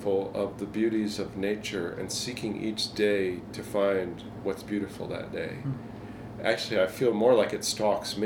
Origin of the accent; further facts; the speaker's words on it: Southeast Pennsylvania, United States; Growing up in Southeast Pennsylvania